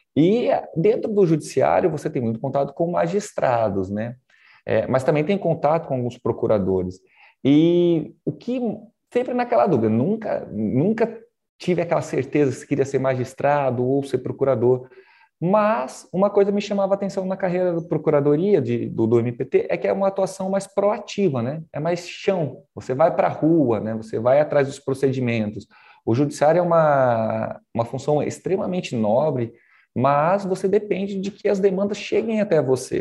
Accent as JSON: {"language": "Portuguese", "town": "Porto Velho", "region": "Rondônia", "country": "Brazil", "tie": "born or raised there", "also_born_or_lived": "Paraná / Nova Brasilândia / Cerejeiras / Pimenta Bueno", "said": "eu fiquei em Porto Velho a minha infância, criado no Conjunto Santo Antônio"}